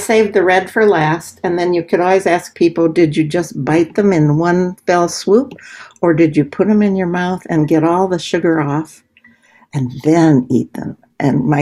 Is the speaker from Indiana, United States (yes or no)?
yes; Gary, Indiana, United States; Growing up in Gary, Indiana, it was a steel mill town